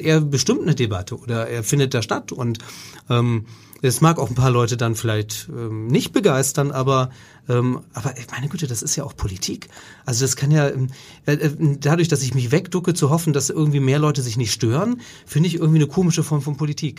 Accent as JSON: {"language": "German", "country": "Germany", "said": "als Deutscher"}